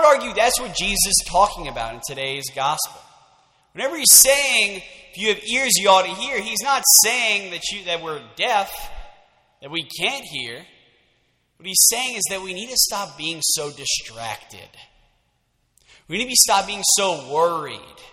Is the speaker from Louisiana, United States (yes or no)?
yes; Lafayette, Louisiana, United States; I am from Lafayette, born and raised.